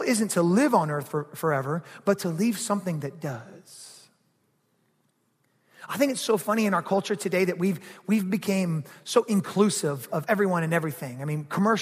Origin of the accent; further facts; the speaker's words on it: Georgia, United States; I grew up in Georgia